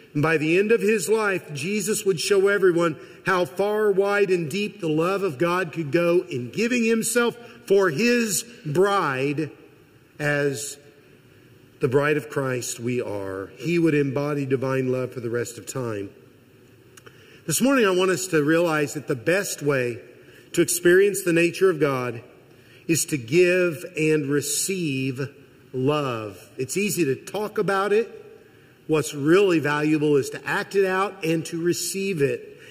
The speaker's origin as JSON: {"language": "English", "region": "Missouri", "country": "United States", "tie": "born or raised there", "said": "I am from Missouri. I'm almost a lifelong Missourian."}